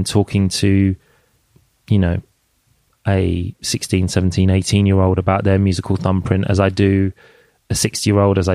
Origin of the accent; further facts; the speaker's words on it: London, United Kingdom; I grew up in Jungle in London